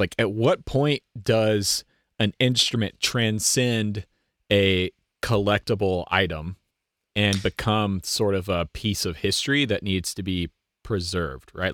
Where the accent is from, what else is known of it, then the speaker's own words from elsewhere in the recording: United States; as an American